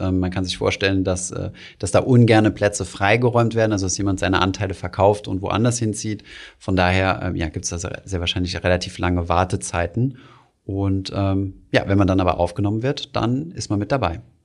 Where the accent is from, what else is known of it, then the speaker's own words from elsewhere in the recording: Germany; als Deutsche